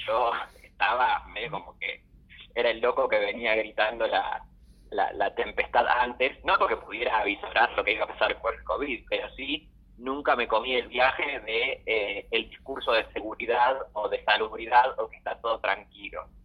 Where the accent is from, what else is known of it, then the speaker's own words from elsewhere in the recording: Caseros, Buenos Aires Province, Argentina; moved away as an adult; now in Buenos Aires, Argentina; Soy bonaerense, soy de Caseros